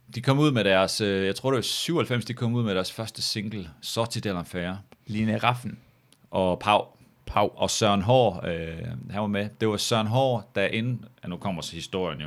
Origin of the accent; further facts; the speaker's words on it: Samsø, Central Denmark Region, Denmark; moved away; also born or lived in Aarhus; hjemme på Samsø